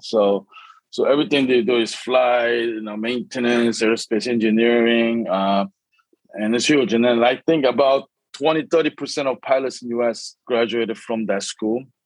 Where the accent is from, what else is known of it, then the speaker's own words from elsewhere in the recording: São Paulo, Brazil; moved away; also born or lived in Korea; when I was uh, first grade, right? So I was seven, eight years old. Uh, I moved to Brazil